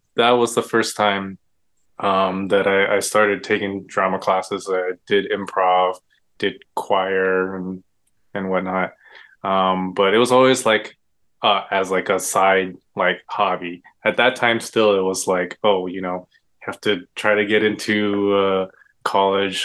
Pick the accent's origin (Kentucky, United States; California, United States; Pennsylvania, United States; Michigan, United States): California, United States; Irvine; also born or lived in Davis, California / Los Angeles, California; I grew up in Orange County in uh, Irvine. We, uh, we call it the bubble, I guess. Um, yeah, I grew up in Irvine